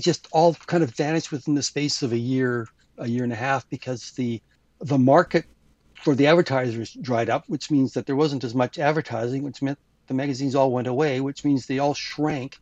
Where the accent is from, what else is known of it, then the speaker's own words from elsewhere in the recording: Canada; being a Canadian